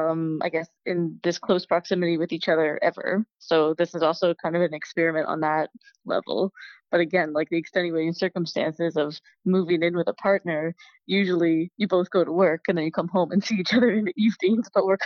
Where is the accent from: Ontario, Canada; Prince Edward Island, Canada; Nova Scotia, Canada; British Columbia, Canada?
Ontario, Canada; Just outside Toronto.